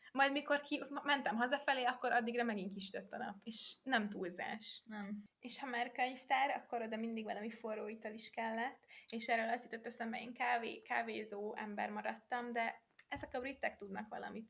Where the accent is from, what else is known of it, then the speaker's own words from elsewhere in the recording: Hungary; moved away as an adult; tudom, hogy magyar vagyok, meg azon a, azon a útlevelemben